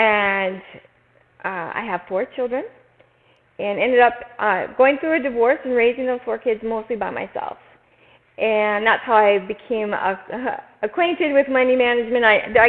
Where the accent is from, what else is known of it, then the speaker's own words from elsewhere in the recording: Minnesota, United States; moved away as an adult; now in Arizona, United States; So I've lived in Arizona about 20 years and came from Minnesota.